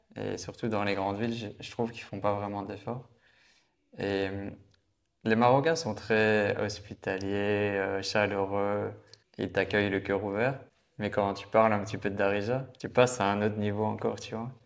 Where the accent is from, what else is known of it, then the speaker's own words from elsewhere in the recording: Belgium; je viens de Belgique